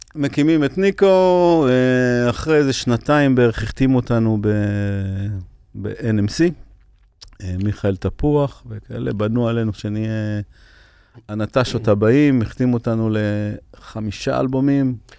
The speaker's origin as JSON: {"language": "Hebrew", "town": "Ashdod", "region": "Southern District", "country": "Israel", "tie": "born or raised there", "said": "שגדלנו באשדוד, העולים חדשים ממרוקו, אני היחידי שנולדתי בארץ"}